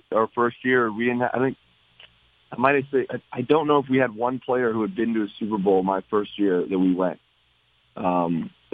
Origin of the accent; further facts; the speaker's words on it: LaSalle, Ontario, Canada; moved away; I went back home to Windsor LaSalle